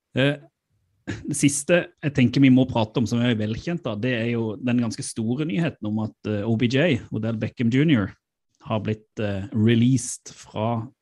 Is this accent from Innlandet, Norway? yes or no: no; Mandal, Agder, Norway; moved away; min mor hjemme i Mandal